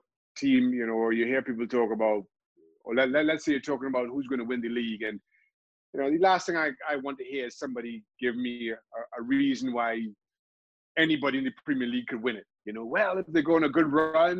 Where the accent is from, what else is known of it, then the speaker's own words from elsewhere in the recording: Trinidad & Tobago; I grew up in Trinidad and Tobago. I'm from a small country